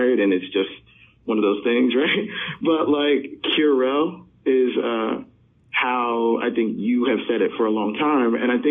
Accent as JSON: {"language": "English", "region": "New Jersey", "country": "United States", "tie": "born or raised there", "moved": "as an adult", "lives_now": "New York City, United States", "said": "I was raised in New Jersey and the greater New York area"}